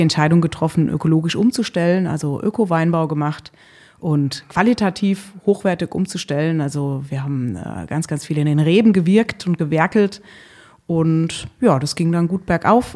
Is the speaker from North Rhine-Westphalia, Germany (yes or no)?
no; Rheinhessen, Rhineland-Palatinate, Germany; meine Heimat und mein Wirken ist in Rheinhessen, also in den Hügeln